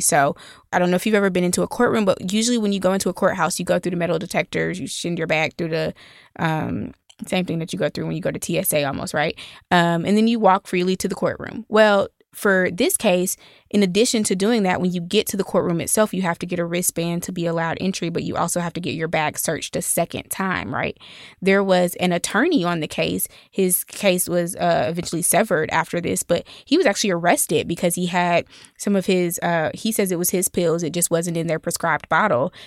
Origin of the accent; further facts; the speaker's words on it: Atlanta, Georgia, United States; I am from Atlanta. I grew up in Southwest Atlanta.